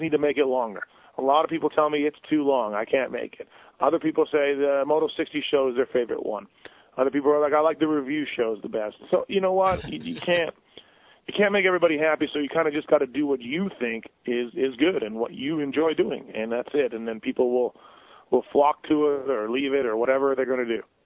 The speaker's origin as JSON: {"language": "English", "country": "Canada", "tie": "born or raised there", "said": "I'm from Canada, born and raised in Canada"}